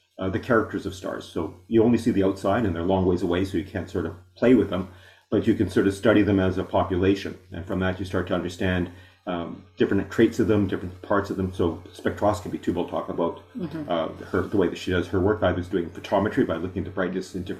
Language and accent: English; Winnipeg, Manitoba, Canada; moved away as an adult; also born or lived in Chile; now in Richmond Hill, Canada; born in Winnipeg, got a job working in Chile through the University of Toronto, which came as a, you know, after my university. Undergraduate work at University of Manitoba